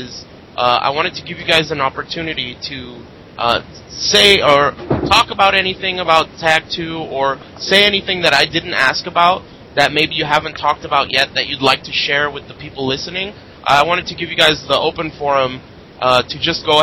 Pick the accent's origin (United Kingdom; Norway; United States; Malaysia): United States; I'm an American here